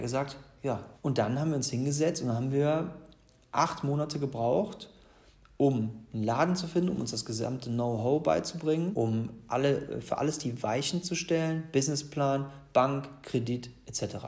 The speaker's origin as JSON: {"language": "German", "town": "Gladbeck", "region": "North Rhine-Westphalia", "country": "Germany", "tie": "born or raised there", "also_born_or_lived": "Bonn", "moved": "as an adult", "lives_now": "Cologne, Germany", "said": "ich bin im Ruhrpott geboren. In Gladbeck praktisch Mehr Ruhrpott geht nicht, bin aber Kölner durch und durch."}